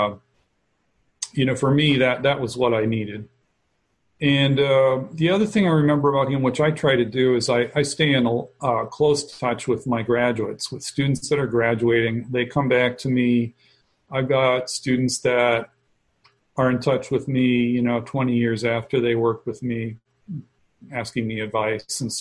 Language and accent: English; Chicago, Illinois, United States; also born or lived in Savannah; I'm from the Chicago area